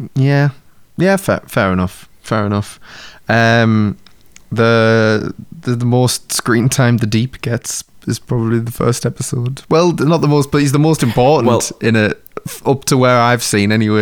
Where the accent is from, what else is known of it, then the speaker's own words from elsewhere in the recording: United Kingdom; we're British